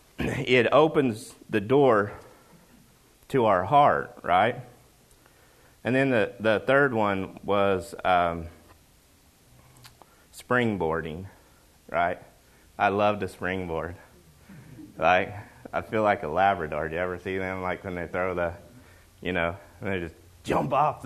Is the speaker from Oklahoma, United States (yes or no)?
yes; Oklahoma, United States; now in Washington, United States; I'm from Oklahoma